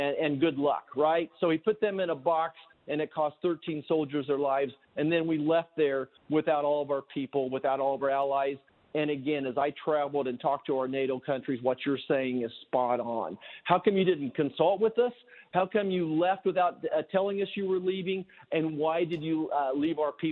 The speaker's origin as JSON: {"language": "English", "region": "Kansas", "country": "United States", "said": "I'm from Kansas"}